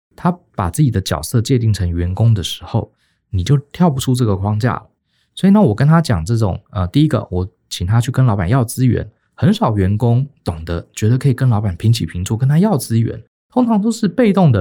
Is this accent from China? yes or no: no; Taiwan; 我们台湾人